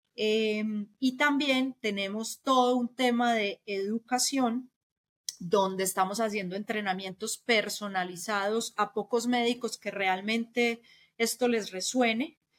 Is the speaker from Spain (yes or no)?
no; Colombia